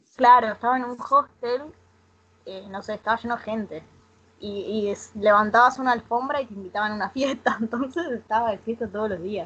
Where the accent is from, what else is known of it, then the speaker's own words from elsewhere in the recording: Rosario, Santa Fe, Argentina; yo soy de Rosario